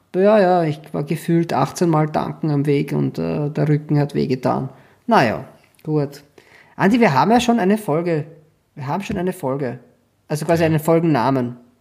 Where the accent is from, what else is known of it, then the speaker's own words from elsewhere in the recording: Schwechat, Lower Austria, Austria; moved away; ich komme ja aus Schwächert